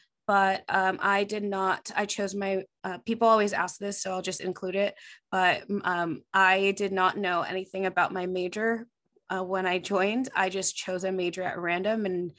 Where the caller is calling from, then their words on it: California, United States; Yeah, right now my main base is in Southern California. I'm just outside of LA right now.